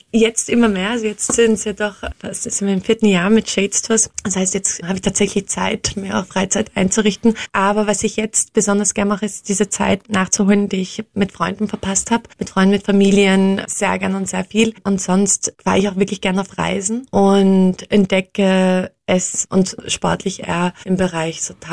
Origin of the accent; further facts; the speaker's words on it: Austria; als Österreicherin ist es eigentlich etwas, was selten vorkommt, ähm, dass die Österreicher nach Deutschland gehen um dort zu studieren.